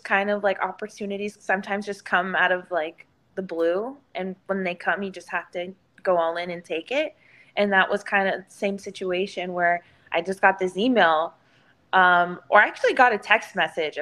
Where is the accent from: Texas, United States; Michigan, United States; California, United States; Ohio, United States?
Texas, United States; Houston; downtown Houston, which is in my hometown